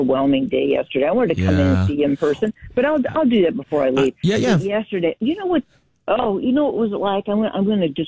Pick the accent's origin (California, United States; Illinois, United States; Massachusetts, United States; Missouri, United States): Illinois, United States; Moline; I grew up here